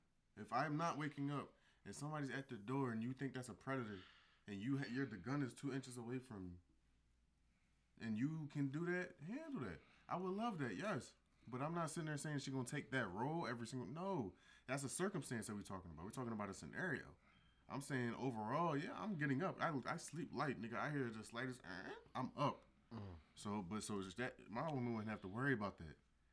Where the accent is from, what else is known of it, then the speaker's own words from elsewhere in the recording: Philadelphia, Pennsylvania, United States; moved away; I'm from Philly, bro.